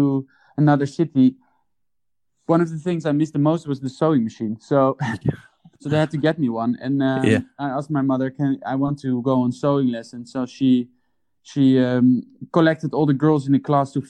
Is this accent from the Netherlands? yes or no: yes; Amsterdam, North Holland, Netherlands; I was born in Amsterdam